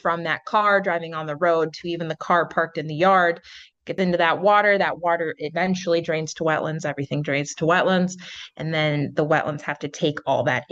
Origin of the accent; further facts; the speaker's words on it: Midwest, United States; moved away; I'm from the Midwest